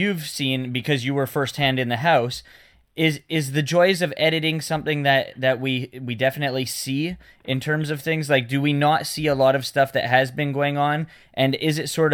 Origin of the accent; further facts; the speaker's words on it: Vancouver, British Columbia, Canada; we're from Vancouver